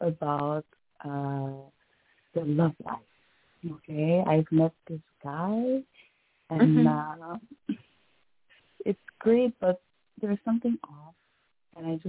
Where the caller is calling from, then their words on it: Montreal, Quebec, Canada; I'm calling from Montreal, Canada